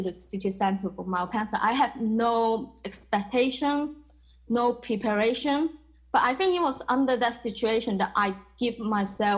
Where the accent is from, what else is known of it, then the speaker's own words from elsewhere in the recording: Macau; moved away as an adult; now in London, United Kingdom; I was born in Macau. I was raised in a very traditional Asian family